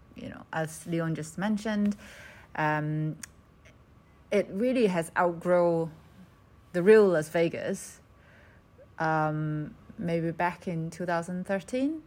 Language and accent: English; Macao, Macau; being born and bred in Macau